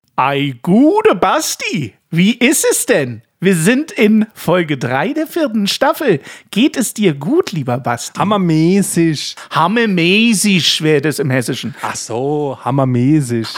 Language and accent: German; Ulm, Baden-Württemberg, Germany; Ich bin ja in Ulm aufgewachsen